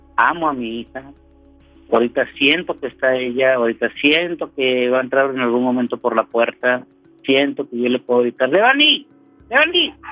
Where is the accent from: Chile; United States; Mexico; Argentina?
Mexico; also born or lived in Apodaca, Nuevo León; Yo soy mexicano, 100% mexicano, vivo en el norte del país, en Apodaca, Nuevo León